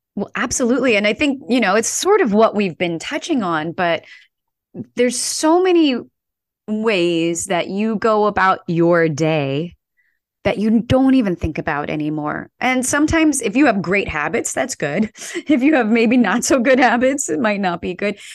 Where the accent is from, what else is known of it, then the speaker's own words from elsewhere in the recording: St. Louis, Missouri, United States; I grew up in Saint Louis, in a suburb of Saint Louis, a small suburb